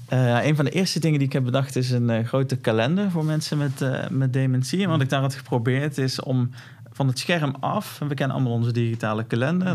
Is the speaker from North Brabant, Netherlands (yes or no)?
yes; North Brabant, Netherlands; accent: Brabants; ik heb een Brabants accent